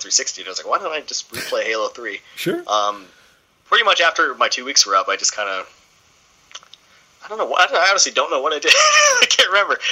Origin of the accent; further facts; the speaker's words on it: Port Hope, Ontario, Canada; I'm from Port Hope, which is about an hour east of the city.